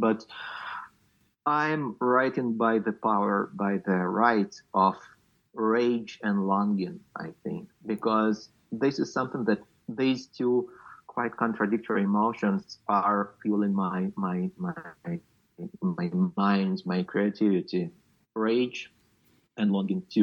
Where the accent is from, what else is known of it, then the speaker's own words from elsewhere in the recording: Luhansk Oblast, Ukraine; moved away; I'm from Luhansk region, uh, which is just unreachable right now, and I'm not sure when and if ever I will go back.